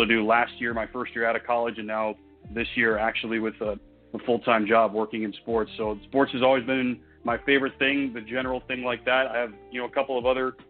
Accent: Raleigh, North Carolina, United States; moved away as an adult; also born or lived in Evanston, Illinois; now in Overland Park, United States; I am from Raleigh, North Carolina, born and raised.

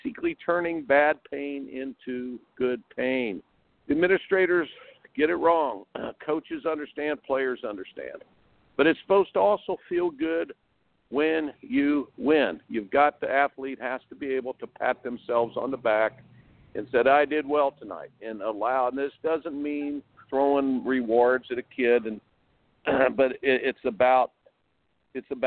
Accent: Indiana, United States; I grew up in Indiana

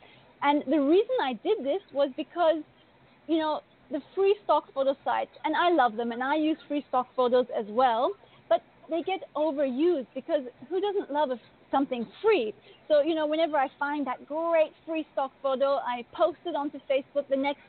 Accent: India; also born or lived in Asia; now in Bali, Indonesia; I grew up in India and Asia, and I'm currently living in Indonesia in Bali.

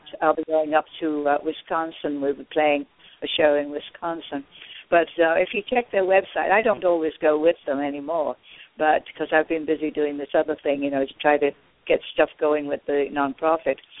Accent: United Kingdom; I'm, I'm British

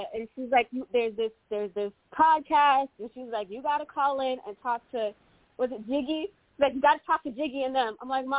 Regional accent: Connecticut, United States; So I'm from Connecticut, and I haven't changed my number yet.

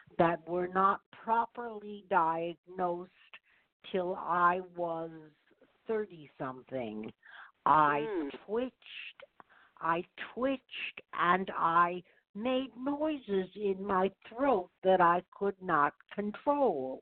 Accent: suburbs of New York, United States; I grew up in the suburbs of New York

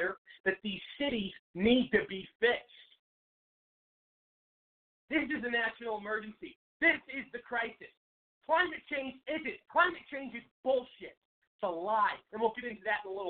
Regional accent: Seattle, Washington, United States; moved away as an adult; now in Arizona, United States; I'm from Seattle. I grew up there

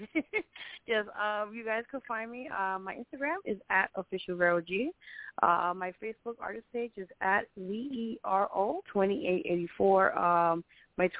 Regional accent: Puerto Rico; now in New York City, United States; Yeah, well, I'm Puerto Rican.

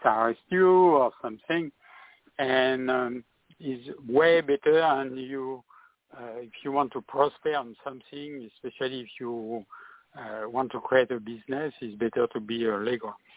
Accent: France; English is a second language; now in California, United States

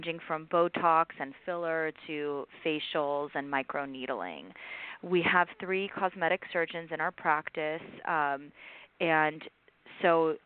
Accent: Southern California, United States; also born or lived in New York; I grew up in Southern California

